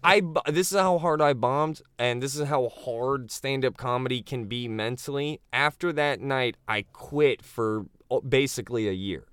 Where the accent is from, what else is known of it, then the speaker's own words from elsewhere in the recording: Naples, Florida, United States; now in Orlando, United States; I was born and raised in Naples, where they play golf and take Oxycons